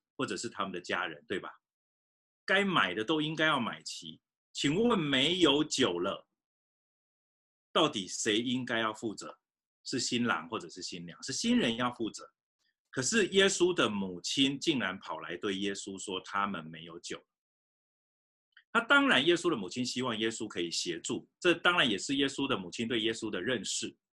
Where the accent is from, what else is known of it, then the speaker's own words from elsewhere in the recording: Fujian, China; moved away; 我小时候也在福建长大